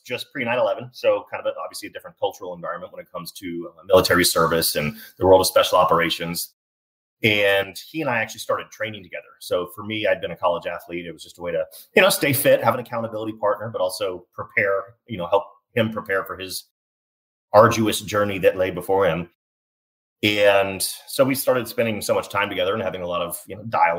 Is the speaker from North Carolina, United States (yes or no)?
no; Dallas, Texas, United States; I grew up in Dallas, did my undergrad education at SMU